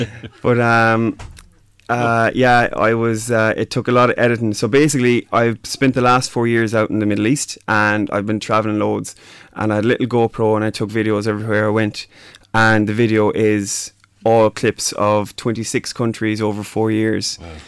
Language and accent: English; Mayo, Connacht, Ireland; moved away as an adult; also born or lived in Dubai / Doha; I'm from Mayo.